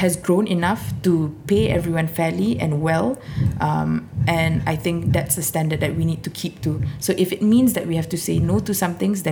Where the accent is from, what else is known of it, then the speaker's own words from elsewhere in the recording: Singapore; also born or lived in London; an ethnic minority Singaporean